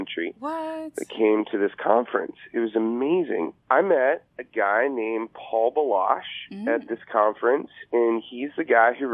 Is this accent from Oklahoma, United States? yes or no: no; Corpus Christi, Texas, United States; I grew up in Corpus Christi, Texas